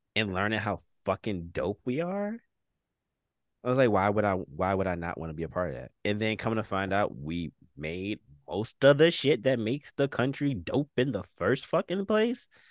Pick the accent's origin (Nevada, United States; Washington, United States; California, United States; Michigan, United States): Michigan, United States; Detroit; also born or lived in Redford, Michigan; when I came from Detroit in like fifth grade, my school was 99% black people